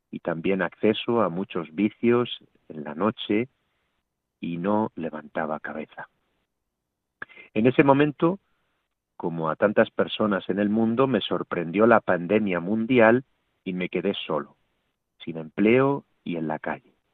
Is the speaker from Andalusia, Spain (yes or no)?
no; Palma de Mallorca, Balearic Islands, Spain; now in Toledo, Spain; soy natural de Palma de Mallorca, España, aunque desde hace un año y medio vivo en Toledo